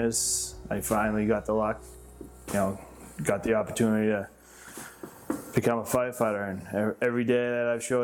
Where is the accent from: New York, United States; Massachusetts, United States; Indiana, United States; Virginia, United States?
Massachusetts, United States; Salem; I 100% born and raised in Salem.